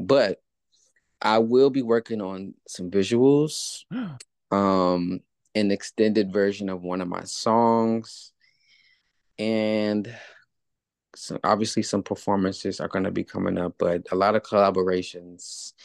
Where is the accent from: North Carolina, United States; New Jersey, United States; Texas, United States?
North Carolina, United States; Charlotte; moved away as an adult; also born or lived in California; now in Atlanta, United States; my hometown, Charlotte